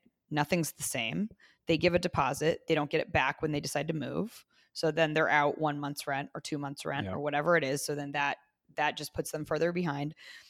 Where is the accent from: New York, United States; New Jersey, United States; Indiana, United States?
Indiana, United States; Zionsville; I grew up in Zionsville.